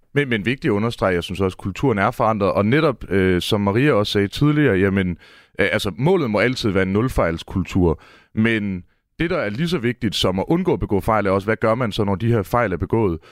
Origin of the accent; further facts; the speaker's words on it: Mårslet, Central Denmark Region, Denmark; jeg står her i studiet i Aarhus og er født og opvokset i Morslet